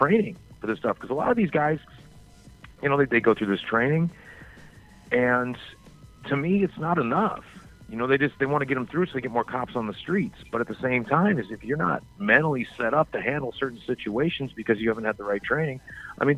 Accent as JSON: {"language": "English", "region": "the South", "country": "United States", "tie": "born or raised there", "said": "I grew up in the South"}